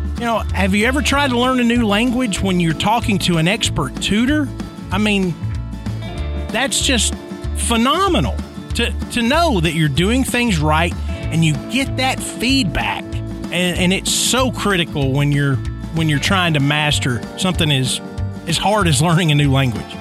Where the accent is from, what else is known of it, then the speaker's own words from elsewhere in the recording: Nashville, Tennessee, United States; my hometown, Nashville, Tennessee